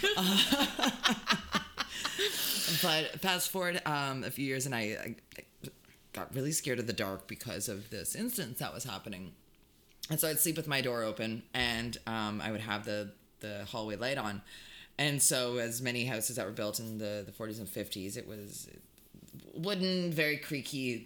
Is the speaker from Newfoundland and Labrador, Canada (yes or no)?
no; Hamilton, Ontario, Canada; Growing up in Hamilton